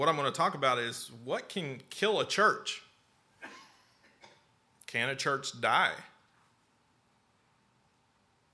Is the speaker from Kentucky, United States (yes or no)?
yes; Lexington, Kentucky, United States; also born or lived in North Carolina / Slade, Kentucky; When I was five, we moved here from North Carolina, actually to Lexington